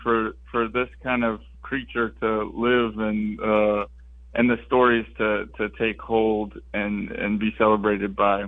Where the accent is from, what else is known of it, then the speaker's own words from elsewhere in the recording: Southern Louisiana, United States; Living in Southern Louisiana and growing up in Southern Louisiana